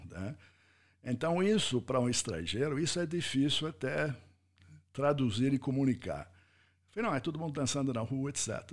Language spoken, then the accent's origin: Portuguese; United States; Portuguese is a second language; moved away as an adult; now in Brazil; como americano eu, eu, eu ouvi isso primeira vez nos Estados Unidos